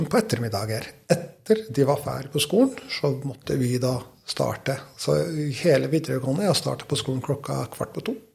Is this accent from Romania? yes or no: no; Kosovo; Norwegian is a second language; eh, nei, det er jo helt vanlig barndom